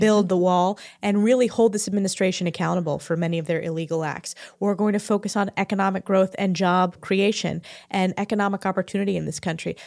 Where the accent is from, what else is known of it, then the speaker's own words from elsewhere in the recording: New York, United States; I'm from New York